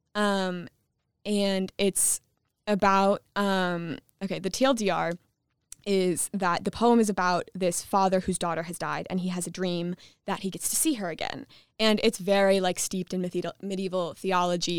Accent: Michigan, United States; I'm from Michigan

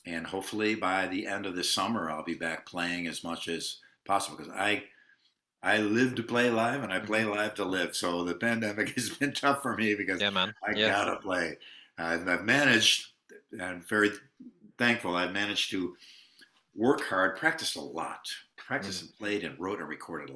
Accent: United States; As an American

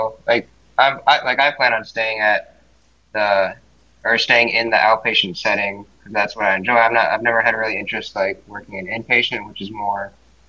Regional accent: Seoul, South Korea; born there; I'm Asian. I was born in Seoul, South Korea.

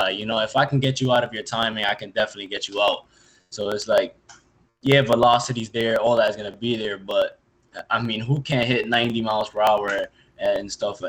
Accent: New York, United States; I'm from New York

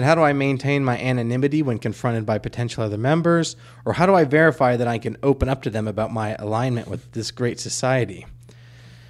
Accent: the South, United States; we're from the South

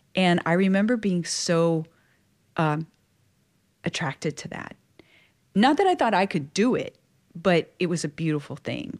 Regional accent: South Louisiana, United States; was born and raised in South Louisiana

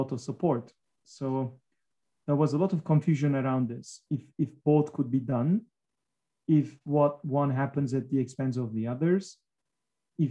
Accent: Giresun, Turkey; I'm speaking from my hometown, Giresun.

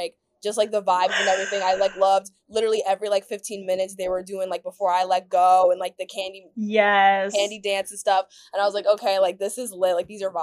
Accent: New Jersey, United States; moved away as an adult; now in Midwest, United States; I'm originally from Jersey and we rep the state

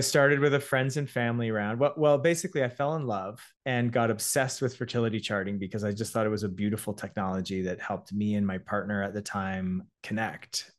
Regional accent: Toronto, Ontario, Canada; also born or lived in Montreal; I'm a Canadian entrepreneur and creator, uh, born in Toronto, studied engineering at McGill

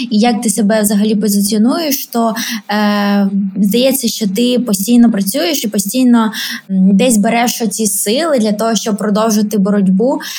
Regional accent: Ukraine; Я завжди там говорила, що я росіянка, але насправді я українка.

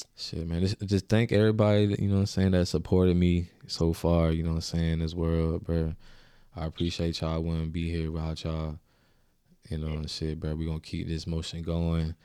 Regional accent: Augusta, Georgia, United States; I came from Augusta. You know what I'm saying? I represented Augusta. You know what I'm saying? That's not where I was born

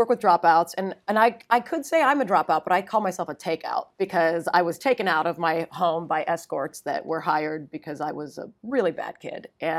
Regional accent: Ohio, United States; Well, I'm from Northeast Ohio, but my family was in Miami

